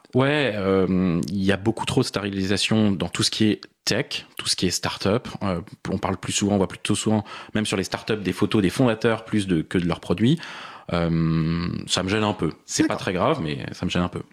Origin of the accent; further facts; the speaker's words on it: Paris, Île-de-France, France; je suis parisien, j'ai vécu la plupart de ma vie à Paris